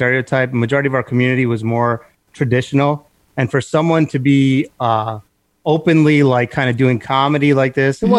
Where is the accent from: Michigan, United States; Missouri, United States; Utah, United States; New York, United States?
New York, United States; New York City; I was born here. I was born in Flushing, Queens